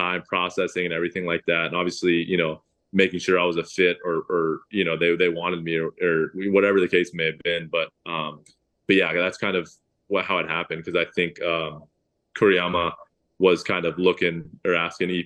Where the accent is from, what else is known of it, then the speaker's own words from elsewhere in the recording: El Segundo, California, United States; I was born in El Segundo right here